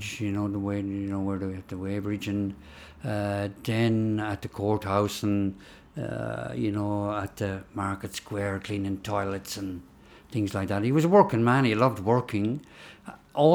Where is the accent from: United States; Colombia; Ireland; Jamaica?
Ireland; Kildare, Leinster; I'm not Irish at all. You know, I was born there